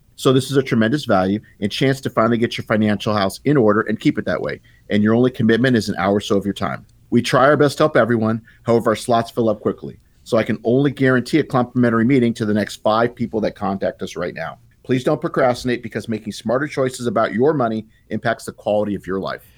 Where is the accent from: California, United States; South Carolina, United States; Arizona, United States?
Arizona, United States; Tucson; I'm based here in Tucson. I'm from Tucson.